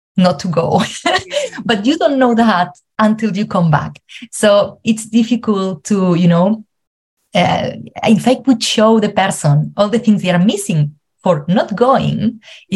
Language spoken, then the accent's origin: English; Spain; moved away as an adult; now in Ireland; I'm originally from Spain, but I live in Ireland for the last seven years